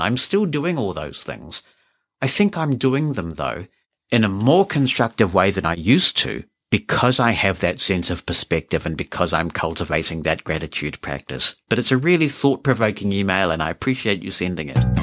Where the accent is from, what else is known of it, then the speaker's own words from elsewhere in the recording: New Zealand; I'm a New Zealander